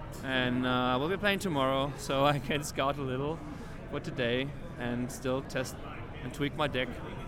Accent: Germany; I'm from Germany.

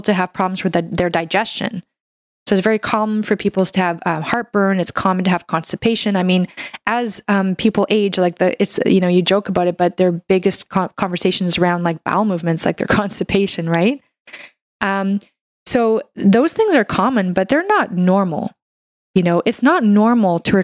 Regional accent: Canada; I'm a Canadian medical doctor

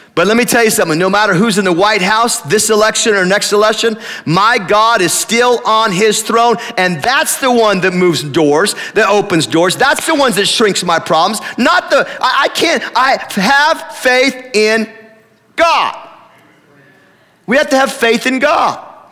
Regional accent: Tillamook, Oregon, United States; I grew up in Tillamook

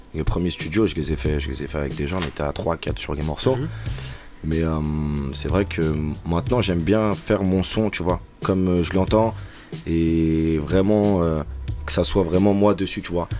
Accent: Chelles, Île-de-France, France; j'ai grandi principalement et mes amis sont pour la plupart à Chelles

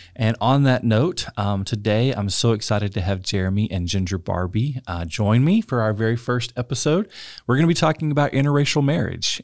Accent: West Texas, United States; I grew up in West Texas, uh, conservative, rural West Texas

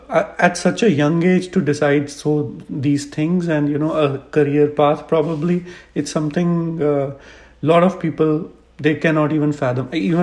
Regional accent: India; I am an Indian

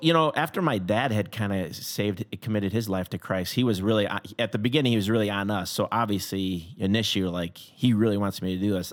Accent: Schaumburg, Illinois, United States; also born or lived in Crystal Lake / Elgin; I grew up in Schaumburg, uh, my whole life

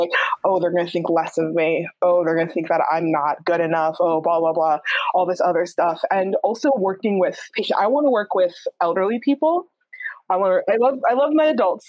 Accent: New York, United States; I'm from New York and my family are immigrants

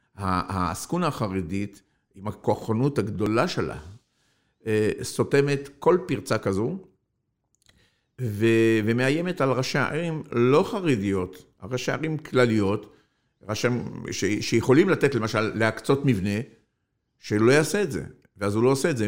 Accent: Algeria; now in Israel; אני נולדתי באלג'יריה

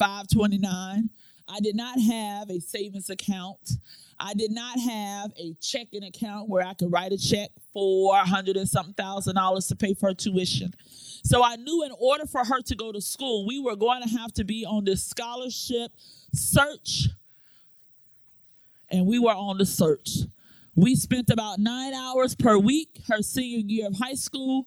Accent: Florida, United States; moved away as an adult; also born or lived in Hampton, Virginia; now in Newport News, Virginia, United States; I am originally from Florida. I've been in Hampton, Virginia, Newport News, Virginia for the last 14 years.

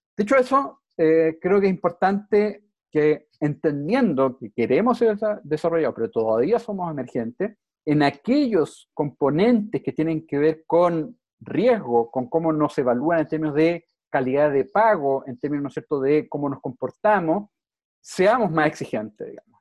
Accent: Chile

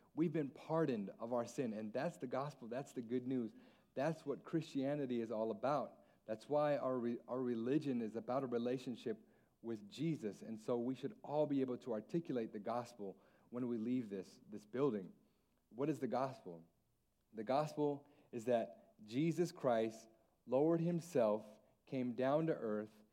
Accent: Alaska, United States; also born or lived in San Antonio; now in Guam; Mexican Hawaiian, born and raised in Alaska

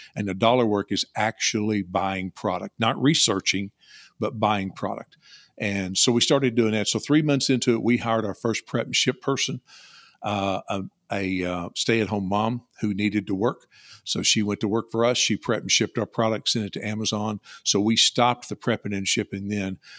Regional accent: Louisville, Kentucky, United States; also born or lived in Bowling Green, Kentucky; I was born in Louisville, live in South Central Kentucky near Bowling Green

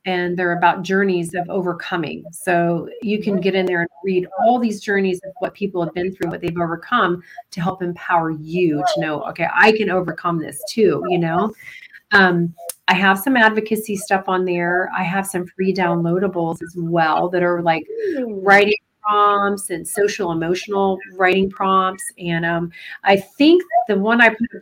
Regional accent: Florida, United States; I'm from Florida

